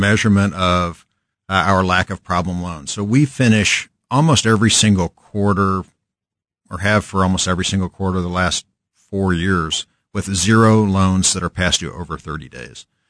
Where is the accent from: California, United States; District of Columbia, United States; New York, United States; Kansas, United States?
Kansas, United States; Kansas City; also born or lived in Lawrence, Kansas; born and raised in Kan-, we're born in Lawrence, raised in Kansas City, Shawnee Michnice grad